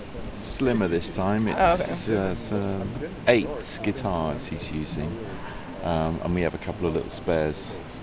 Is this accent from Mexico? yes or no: no; England, United Kingdom; because I'm English.